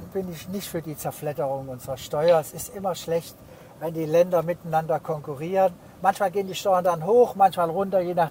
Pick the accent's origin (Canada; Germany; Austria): Germany; Heidelberg, Baden-Württemberg; Ich komme aus Heidelberg, sehr reiche Gegend.